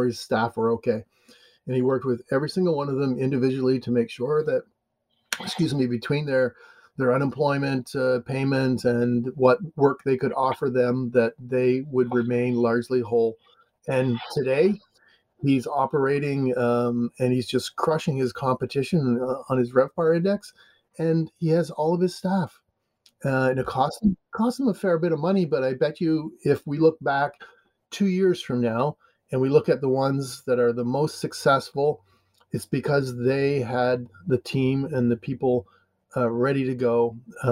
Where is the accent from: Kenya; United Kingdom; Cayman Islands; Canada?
Canada; now in United States; I'm Canadian, but I live in America